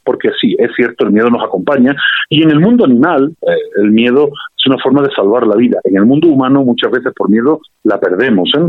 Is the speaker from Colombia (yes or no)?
no; Spain; accent: Spanish; now in Mexico; a pesar de mi acento español